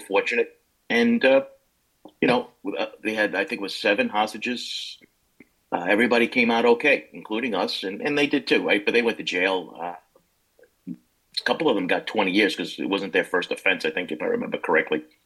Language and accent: English; Levittown, New York, United States; also born or lived in Brooklyn, New York; We grew up in Levittown